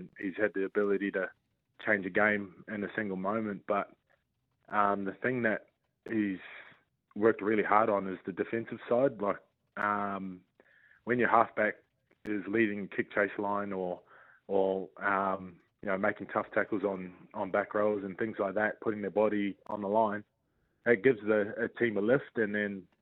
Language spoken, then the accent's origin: English; New Zealand; especially being in my home country, playing for, you know, obviously the Warriors, the only team in the country